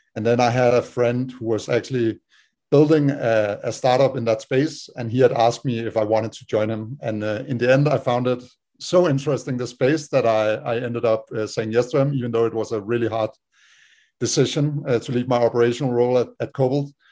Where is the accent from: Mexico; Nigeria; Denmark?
Denmark; moved away as an adult; now in United States; we're all from Denmark